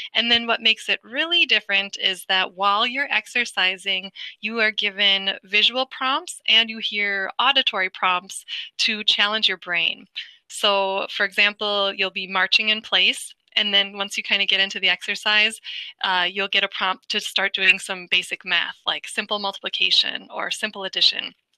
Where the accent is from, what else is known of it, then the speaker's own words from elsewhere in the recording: Wisconsin, United States; I, am a Midwest native, so I'm from Wisconsin